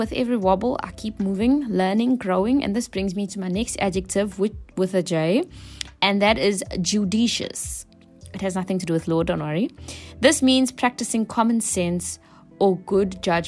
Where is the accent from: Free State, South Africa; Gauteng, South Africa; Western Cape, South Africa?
Western Cape, South Africa; Cape Town; I'm from Cape Town.